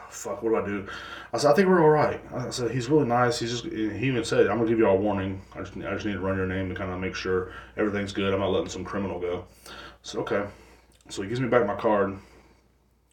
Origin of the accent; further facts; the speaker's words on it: Texas, United States; The cops down here in Texas, like in my hometown, I come from a smaller town